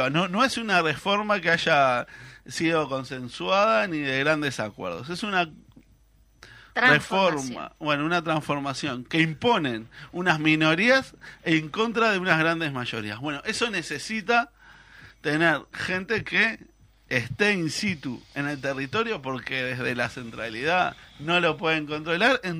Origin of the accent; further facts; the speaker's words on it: Canelones, Uruguay; yo soy de Canelones